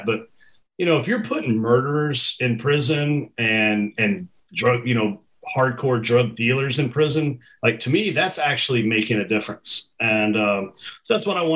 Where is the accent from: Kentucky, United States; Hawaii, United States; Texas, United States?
Kentucky, United States; Central; moved away; where I grew up in Central Kentucky